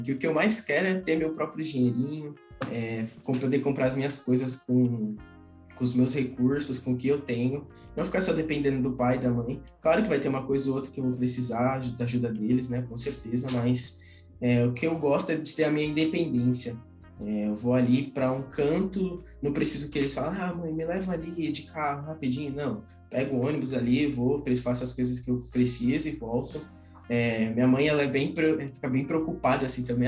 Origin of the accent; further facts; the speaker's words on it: São Paulo, Brazil; sou de São Paulo